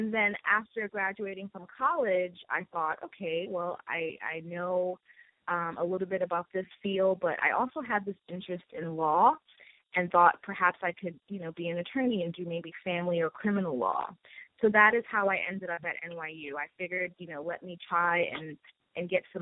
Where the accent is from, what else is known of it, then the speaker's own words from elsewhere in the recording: Trinidad & Tobago; now in Brooklyn, United States; I am originally from Trinidad and Tobago, and I reside in Brooklyn, New York.